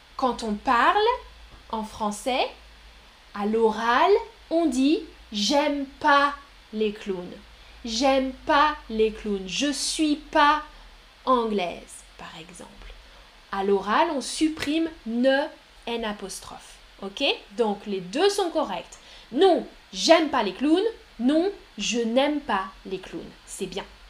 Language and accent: French; France; je suis une femme, je suis française.